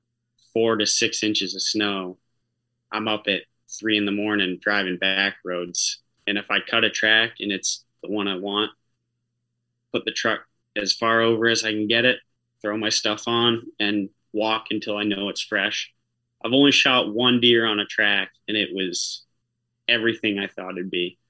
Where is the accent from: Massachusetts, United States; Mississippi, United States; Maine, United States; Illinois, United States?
Maine, United States; Jackman; growing up in Jackman